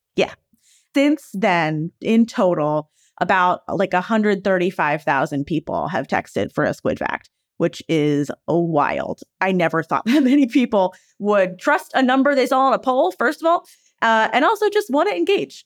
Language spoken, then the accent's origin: English; Philadelphia, Pennsylvania, United States; I grew up in Philadelphia